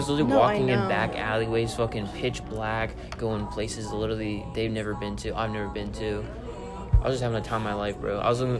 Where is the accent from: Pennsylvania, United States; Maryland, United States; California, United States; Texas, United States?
Pennsylvania, United States; Philadelphia; I'm from Philly that I grew around Vietnamese people.